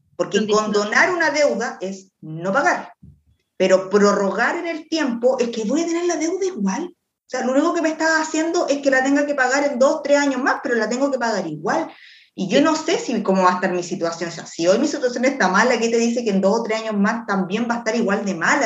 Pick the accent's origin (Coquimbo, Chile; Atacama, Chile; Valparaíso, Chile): Valparaíso, Chile; Quilpué; Yo soy de Quilpué.